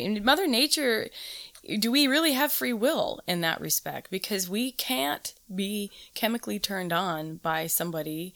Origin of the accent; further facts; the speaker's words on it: Southern California, United States; I grew up in Southern California in the 70s